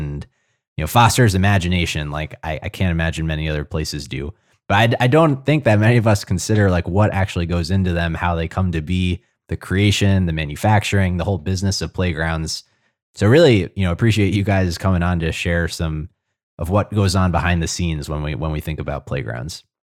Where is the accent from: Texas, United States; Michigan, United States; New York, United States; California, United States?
New York, United States; New York City; moved away; the playgrounds I grew up in back in New York City